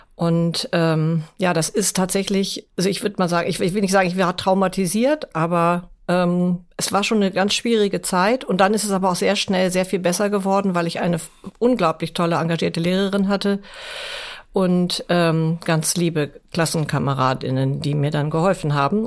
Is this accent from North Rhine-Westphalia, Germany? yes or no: no; Hamburg, Germany; meine Heimat ist Hamburg